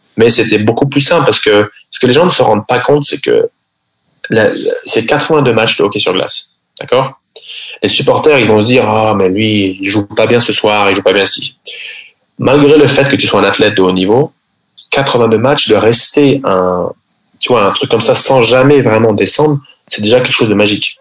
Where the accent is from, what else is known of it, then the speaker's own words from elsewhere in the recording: Paris, Île-de-France, France; first language French; moved away as an adult; also born or lived in Sweden; je suis français, je, je viens de Paris.